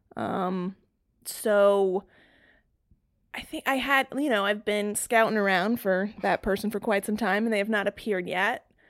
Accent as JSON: {"language": "English", "region": "North Carolina", "country": "United States", "tie": "born or raised there", "also_born_or_lived": "Massachusetts / Raleigh, North Carolina / Boston, Massachusetts", "moved": "as an adult", "said": "I spent my formative years in North Carolina and then ended up staying there for college"}